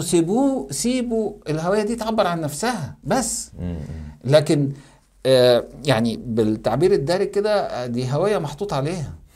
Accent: Egypt; بعتبر نفسي انا مصري

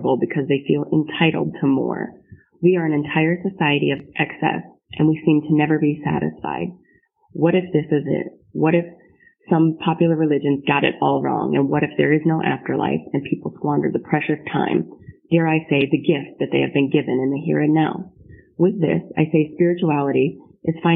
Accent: Grand Rapids, Michigan, United States; moved away as an adult; now in Dayton, United States; I'm originally from Grand Rapids, Michigan, but I'm currently serving in the United States Air Force as an officer stationed at Wright-Patterson Air Force Base in Dayton, Ohio.

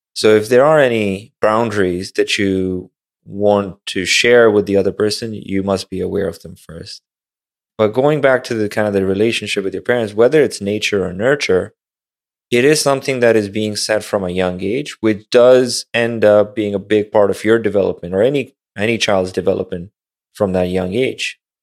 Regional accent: Pakistan; westernized school in Pakistan

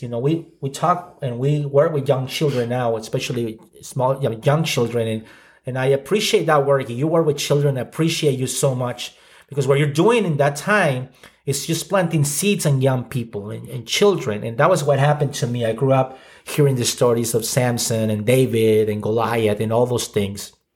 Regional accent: Ciudad Juárez, Chihuahua, Mexico; I grew up in Mexico, so I'm Mexican. Uh, grew up in the border, uh, town of Juarez

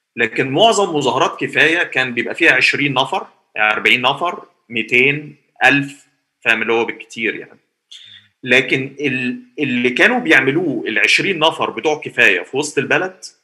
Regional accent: Egypt; عندنا في مصر

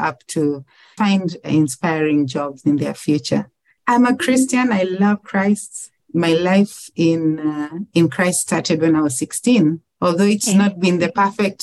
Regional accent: Mwanza, Tanzania; moved away as an adult; now in Kenya; I was born in a town called Mwanza in Tanzania. So that is south of Kenya

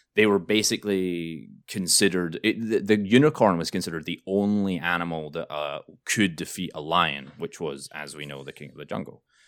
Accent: Scotland, United Kingdom; now in New York, United States; I'm Scottish

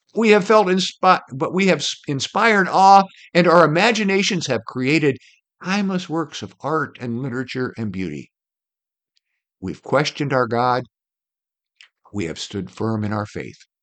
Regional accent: Iowa, United States; I grew up in Iowa, where the land is divided into sections, one mile square

